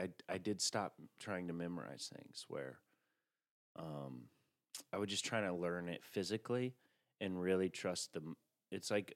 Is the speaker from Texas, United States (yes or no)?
no; Chattanooga, Tennessee, United States; moved away; In Chattanooga, Tennessee